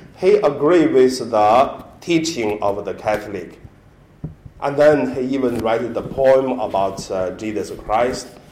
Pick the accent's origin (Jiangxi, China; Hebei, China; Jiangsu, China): Hebei, China; English is a second language; moved away; my hometown in Hebei province